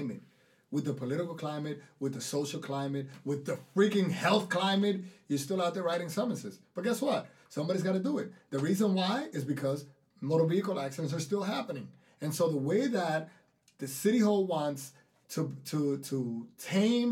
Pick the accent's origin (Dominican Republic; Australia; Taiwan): Dominican Republic; accent: thick Dominican; my thick Dominican accent